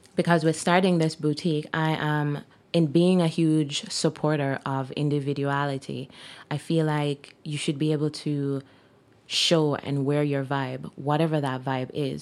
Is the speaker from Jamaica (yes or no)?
yes; Jamaica; moved away as an adult; now in Kelowna, Canada; I'm Jamaican by birth, and I've been living in Jamaica for most of my life until I decided to move here